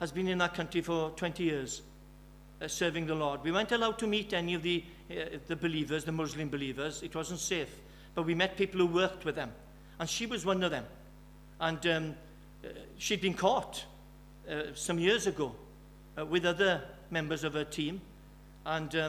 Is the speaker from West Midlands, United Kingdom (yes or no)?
yes; Birmingham, West Midlands, United Kingdom; now in Wales, United Kingdom; I'm from Birmingham.